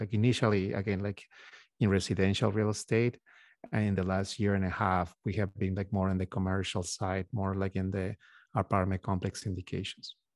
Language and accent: English; Peru; moved away as an adult; now in United States; We are originally from Peru, from South America.